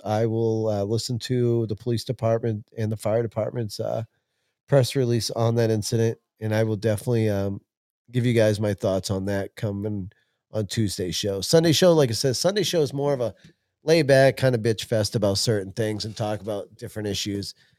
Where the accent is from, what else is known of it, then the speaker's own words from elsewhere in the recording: California, United States; now in Maine, United States; I'm from California